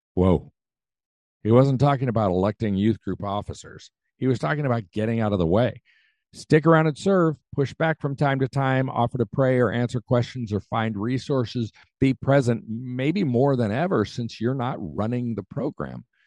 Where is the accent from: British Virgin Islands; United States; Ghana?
United States; I'm an American